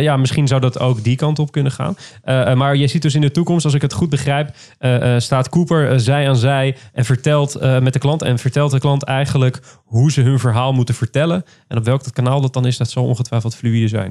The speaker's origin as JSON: {"language": "Dutch", "area": "near Rotterdam", "region": "South Holland", "country": "Netherlands", "tie": "born or raised there", "said": "Ik kom uit de buurt van Rotterdam oorspronkelijk"}